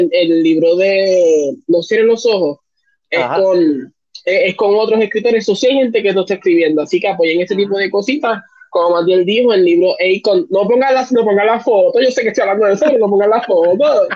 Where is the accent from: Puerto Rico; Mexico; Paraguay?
Puerto Rico; Peñuelas; also born or lived in Yauco; yo soy de Peñuela, yo me crié en Peñuela